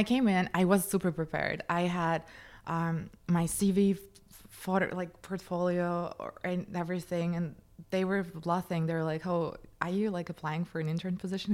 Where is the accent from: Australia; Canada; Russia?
Russia; Moscow; moved away; I grew up in Moscow, in Russia